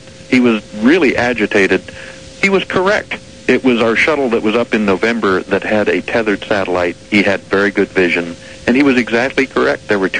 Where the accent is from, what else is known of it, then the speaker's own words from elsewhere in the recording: Missouri, United States; now in Seattle, United States; I was born in Missouri, Art. That makes me a member of the Show Me State.